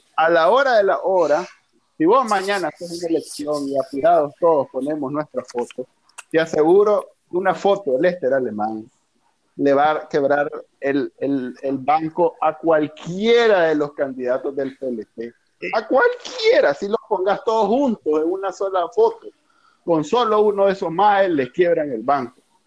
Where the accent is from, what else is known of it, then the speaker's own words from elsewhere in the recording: Nicaragua; somos nicas